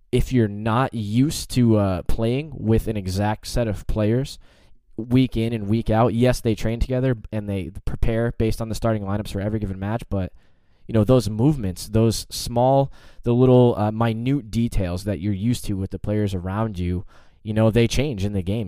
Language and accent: English; United States; as an American